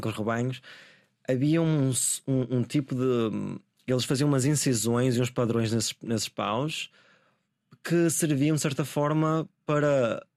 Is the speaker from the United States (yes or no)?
no; Guimarães, Norte, Portugal; moved away as an adult; also born or lived in London; a cidade seja um lugar onde eu sinto que pertenço uh, onde cresci e tudo